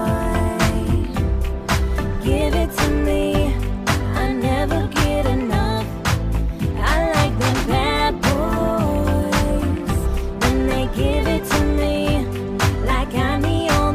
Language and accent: English; New Jersey, United States; we're both from Jersey.